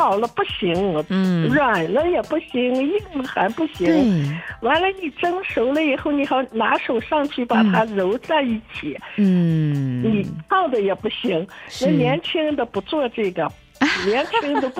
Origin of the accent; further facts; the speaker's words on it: Baotou, Inner Mongolia, China; 我是包头的吧，我们这块就，我妈妈是山西的吧。